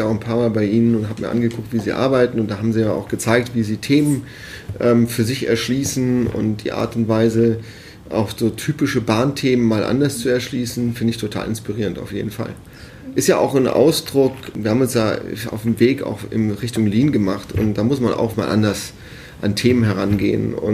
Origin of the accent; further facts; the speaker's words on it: Cologne, North Rhine-Westphalia, Germany; moved away as an adult; Ja, auch als Rheinländer, aber es ist wirklich ähm, uns am Anfang schwer gefallen, aus Köln hierher zu ziehen.